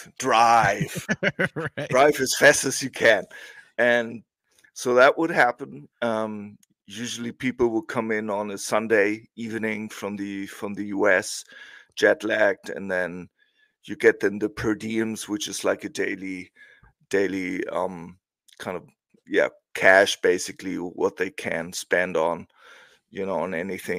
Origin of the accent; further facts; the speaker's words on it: Hamburg, Germany; English is a second language; I'm originally from Hamburg, which is in the north